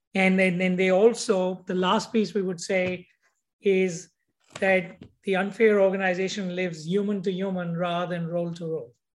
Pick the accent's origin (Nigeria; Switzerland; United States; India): India; moved away; how I grew up in India